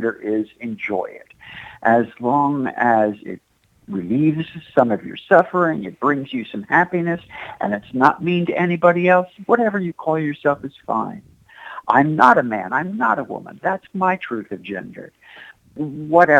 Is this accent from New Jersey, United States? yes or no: yes; Asbury Park, New Jersey, United States; I'm from Asbury Park